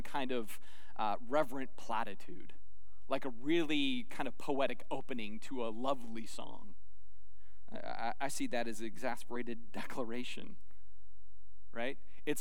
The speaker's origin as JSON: {"language": "English", "region": "Arizona", "country": "United States", "tie": "born or raised there", "said": "I grew up in Arizona, the land of kitty litter and cacti"}